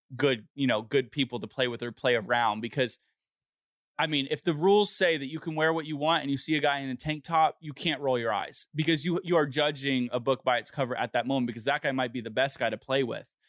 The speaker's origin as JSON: {"language": "English", "town": "Los Angeles", "region": "California", "country": "United States", "said": "I'm from Los Angeles"}